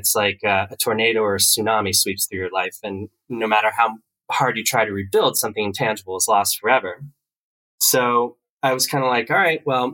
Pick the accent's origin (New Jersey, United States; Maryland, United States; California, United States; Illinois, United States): New Jersey, United States; East Coast; moved away as an adult; I grew up on the East Coast